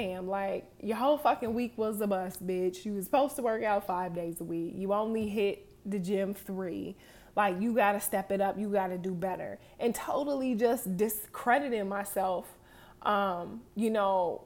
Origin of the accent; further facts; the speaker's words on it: Harrisburg, Pennsylvania, United States; moved away as an adult; I'm from Harrisburg, Pennsylvania, little bitty town